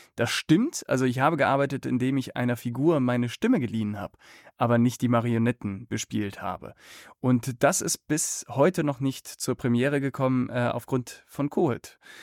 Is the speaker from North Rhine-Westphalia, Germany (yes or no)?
yes; Cologne, North Rhine-Westphalia, Germany; Also ich bin in Köln aufgewachsen